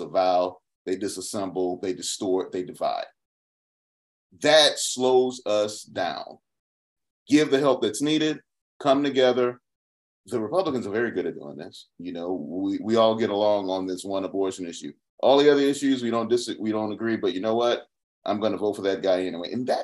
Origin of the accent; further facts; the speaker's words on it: Atlanta, Georgia, United States; I grew up on the south side of Atlanta.